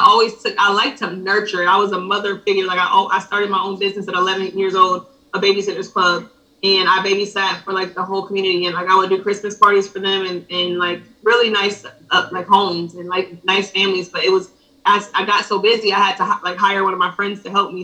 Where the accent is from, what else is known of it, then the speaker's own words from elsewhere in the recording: Ellenwood, Georgia, United States; also born or lived in Decatur, Georgia / Buffalo, New York; I was raised mostly in Ellenwood, Georgia.